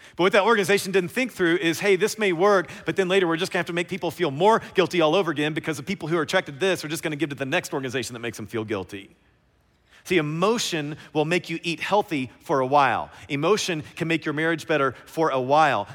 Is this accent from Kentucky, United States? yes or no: yes; Kentucky, United States; I'm from Kentucky